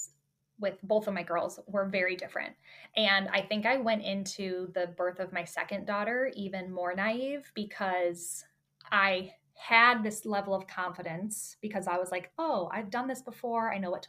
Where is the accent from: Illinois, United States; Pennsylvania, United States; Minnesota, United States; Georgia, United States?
Illinois, United States; Chicago; moved away as an adult; now in Michigan, United States; I was born and raised in Chicago suburbs, spent my whole life there